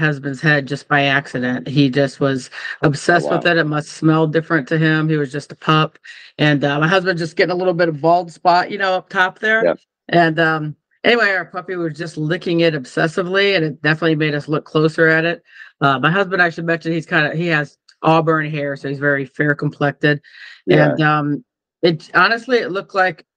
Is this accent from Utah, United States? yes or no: no; Iowa, United States; moved away; also born or lived in California; I'm from Iowa